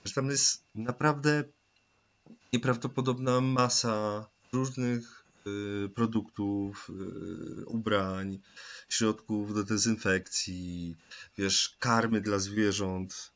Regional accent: Tarnowskie Góry, Silesian Voivodeship, Poland; dumny tak naprawdę z Tarnogórzan, jak już ogólnie jestem dumny no z Polaków

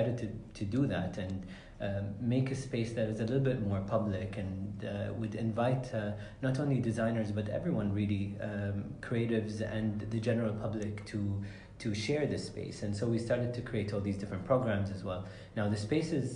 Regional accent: Sharjah, United Arab Emirates; growing up in this building, there was a toy store called Wonder World

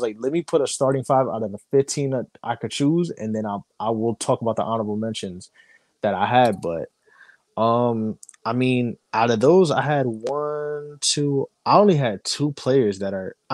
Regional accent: New York, United States; I'm from New York

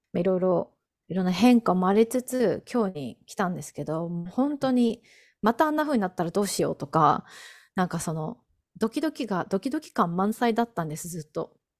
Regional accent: Japan; first language Japanese; now in United States; 日本 人

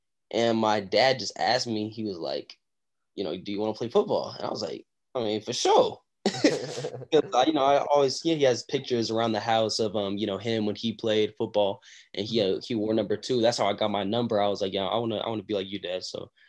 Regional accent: Tulsa, Oklahoma, United States; born there; now in Texas, United States; So I was born in Tulsa, Oklahoma. And, you know, the football there is, like, it's okay, but it's not, you know, that highly, like, there's not a lot of recruits coming out of Oklahoma, Tulsa, Oklahoma.

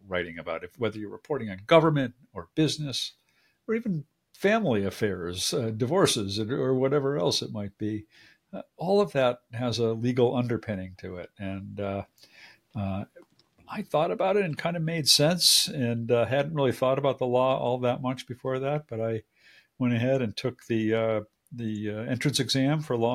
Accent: Agawam, Massachusetts, United States; I grew up in a very, you know, sort of suburban, small town

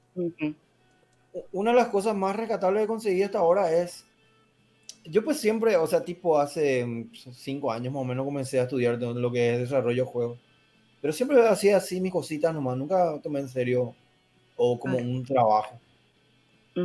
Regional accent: Paraguay; yo soy de Paraguay

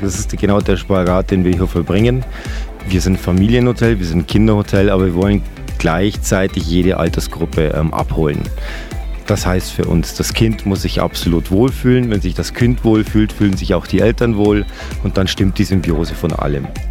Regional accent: Bavaria, Germany; now in Austria; Aus Deutschland, ich bin selber Deutscher, ich bin Bayer

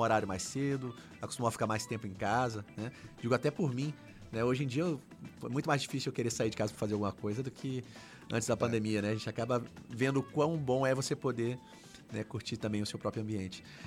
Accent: Brasília, Federal District, Brazil; eu sou de Brasília

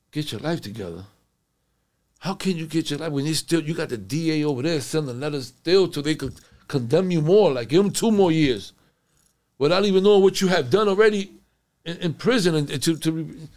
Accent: Connecticut, United States; I'm from Connecticut.

